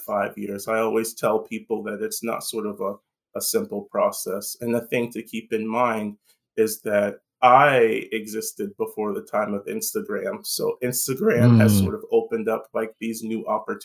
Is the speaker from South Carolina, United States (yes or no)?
yes; Lincolnville, South Carolina, United States; moved away as an adult; now in Baltimore, United States; I'm originally from South Carolina, a small town called Lincolnville.